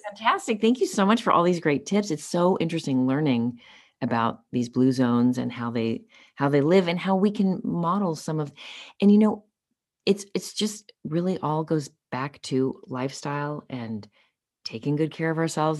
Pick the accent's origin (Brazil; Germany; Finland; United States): United States; Los Angeles, California; grew up, uh, born and raised in Los Angeles